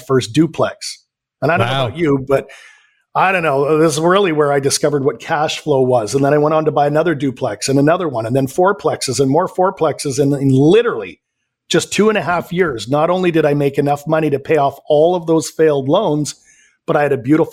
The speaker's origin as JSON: {"language": "English", "town": "Vancouver", "region": "British Columbia", "country": "Canada", "tie": "born or raised there", "said": "born and raised in Vancouver, Canada. So I'm a Canadian."}